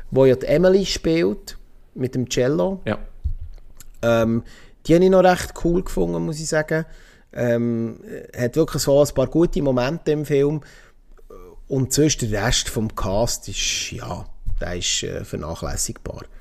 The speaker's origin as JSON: {"language": "German", "country": "Switzerland", "said": "als Schweizer"}